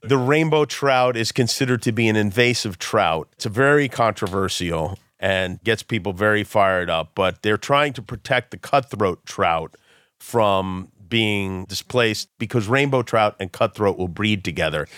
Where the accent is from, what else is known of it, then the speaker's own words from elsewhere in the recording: New York City, New York, United States; we're from Brooklyn